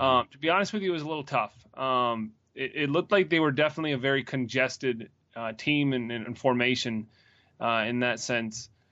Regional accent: Greenville, United States; moved away; my hometown team

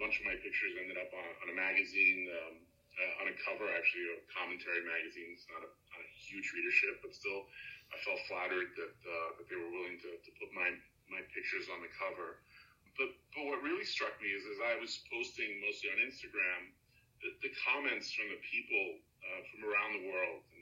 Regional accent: Belgium; now in New York, United States; I was born in Europe.

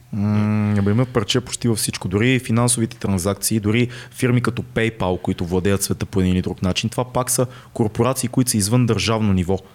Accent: Bulgaria; нас като българи

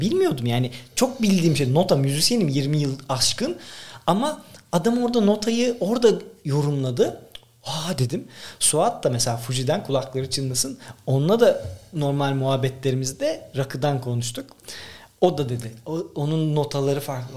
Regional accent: Tekirdağ, Turkey; Ben 5. nesil tam tek, yani Tekirdağlıyım. Babamın gözlükçü dükkanı vardı. Orada büyüdük.

